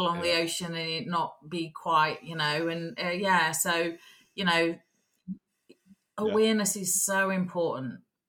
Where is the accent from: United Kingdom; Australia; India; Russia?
United Kingdom; England; moved away; as an English born girl, but ended up the other side of the planet